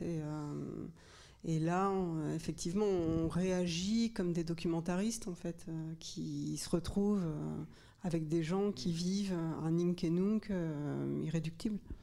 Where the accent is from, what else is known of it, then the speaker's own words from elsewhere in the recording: Normandy, France; je viens de, de Normandie